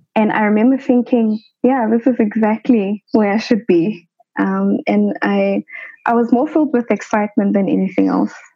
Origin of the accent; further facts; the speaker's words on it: Johannesburg, Gauteng, South Africa; I grew up in the township of Soweto in Johannesburg